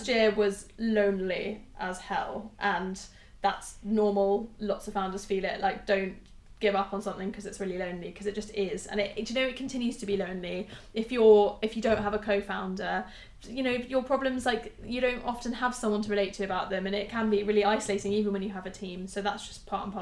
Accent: United Kingdom; We're so British

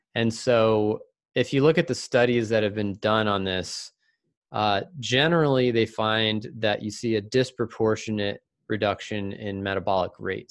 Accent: Virginia, United States; also born or lived in Seattle area; now in Seattle, United States; growing up in Virginia

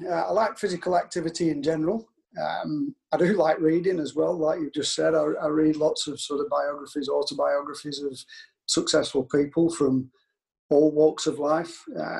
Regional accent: Burnley, North West England, United Kingdom; I'm from Burnley. Burnley's the first ground that I went on. So I'm a Burnley fan, really, by heart.

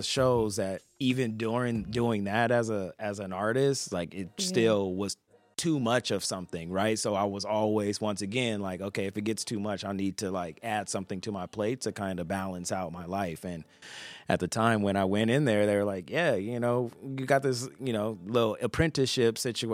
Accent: Compton, California, United States; also born or lived in Long Beach, California; coming from Compton and Long Beach, coming from the Trenches

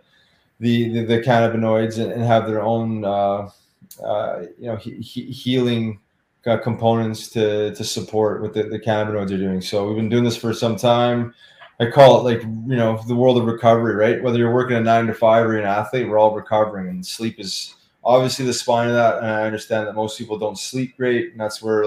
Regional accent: Winnipeg, Manitoba, Canada; I grew up in Winnipeg, Manitoba, and my parents had season tickets to Winnipeg Jets

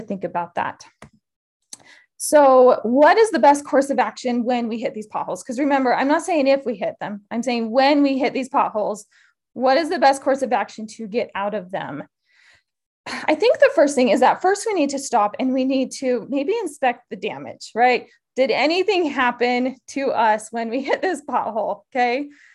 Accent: Utah, United States; moved away as an adult; also born or lived in Idaho; I grew up in Utah

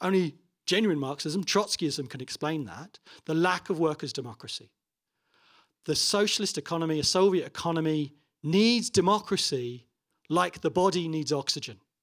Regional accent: Toronto, Ontario, Canada; my hometown of Toronto

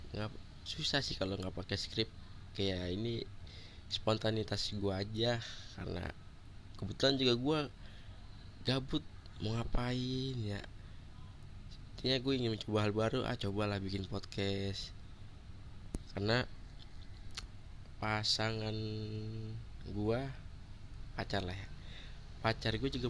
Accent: Bekasi, West Java, Indonesia; born there; gue lahir di Bekasi 5 Agustus 1997

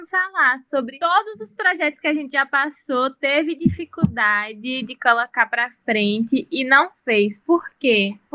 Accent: Salvador, Bahia, Brazil; now in São Carlos, Brazil; sou de Salvador, Bahia, mas estou morando no interior de São Paulo, numa cidade chamada São Carlos.

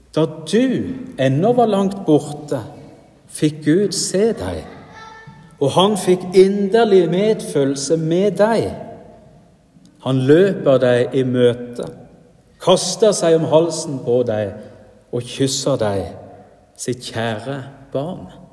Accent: Rogaland, Norway; now in Sunnmøre, Norway; Hjemme i Rogaland

